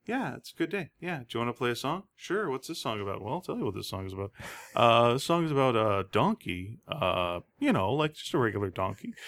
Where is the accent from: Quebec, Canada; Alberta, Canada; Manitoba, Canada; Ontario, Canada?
Quebec, Canada; Greenfield Park; moved away; I grew up in Quebec